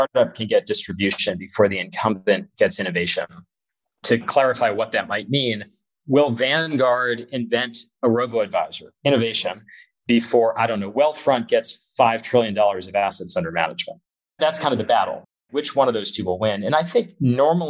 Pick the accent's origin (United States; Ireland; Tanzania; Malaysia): United States; Florida; moved away as an adult; now in California, United States; I was from Florida.